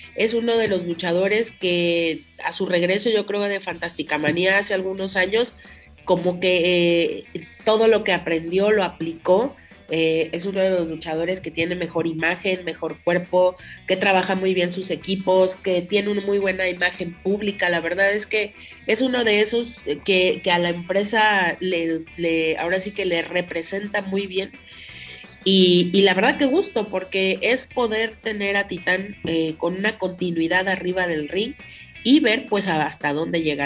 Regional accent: Mexico; nosotros como mexicanos

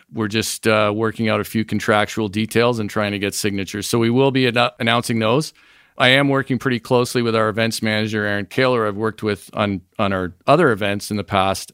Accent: Niagara Falls, Ontario, Canada; moved away as an adult; also born or lived in North Vancouver / Montreal / New York City / Michigan; now in United States; I grew up in the Falls, was born in North Vancouver, actually

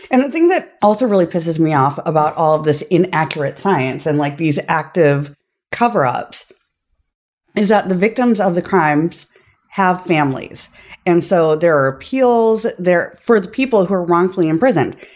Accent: Minnesota, United States; accent: Minnesota; I'm from Minnesota

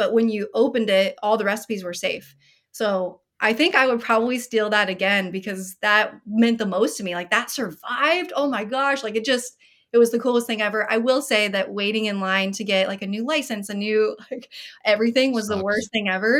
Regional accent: Iowa, United States; I grew up in Iowa, so there was tons of snow and ice everywhere all the time

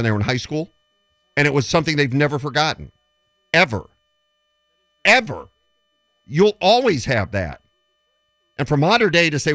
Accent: Detroit, Michigan, United States; As a kid growing up in Detroit, my dad used to take me to Tiger Stadium.

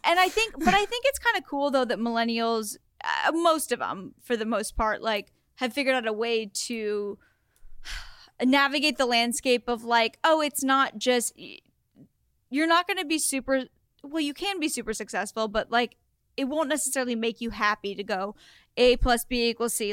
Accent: Oregon, United States; moved away; also born or lived in Los Angeles; I'm from Oregon. I went to the University of Oregon for college

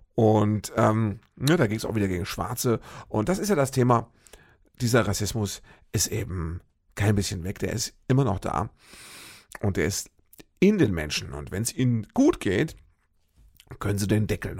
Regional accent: Fürth, Hesse, Germany; moved away as an adult; Fürth im Odenwald. Das ist ja sowas wie meine Heimat. Da habe ich äh, lange gelebt. Ich glaube, so zwischen meinem, lass mich nicht lügen, zwischen meinem achten und 25.

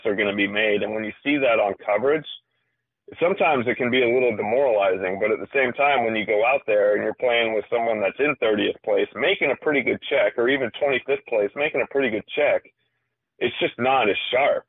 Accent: Washington, United States; moved away as an adult; we grew up in Washington together

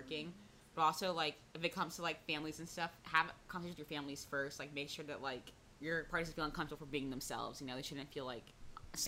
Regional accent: Florida, United States; I'm from Florida. I'm not Brazilian.

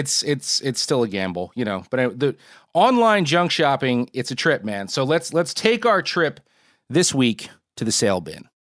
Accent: Northeast, United States; where I grew up in the Northeast

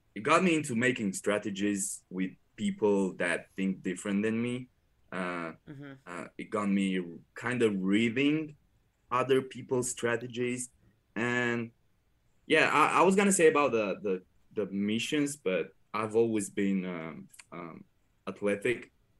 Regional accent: Romania; English is a second language; I'm coming from Romania, from a poor village, and I grew up really happy.

